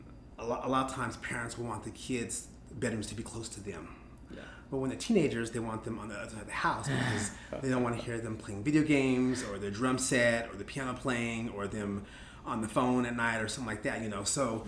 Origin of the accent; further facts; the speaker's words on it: California, United States; that the real world is not like the neighborhood I grew up in California.